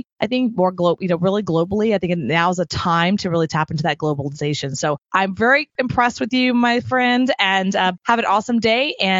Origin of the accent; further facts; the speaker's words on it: Texas, United States; I'm from Texas and born and raised.